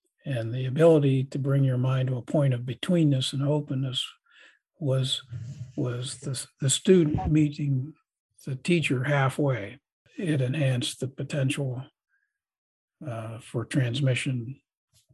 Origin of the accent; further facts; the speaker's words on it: Columbus, United States; my hometown of Columbus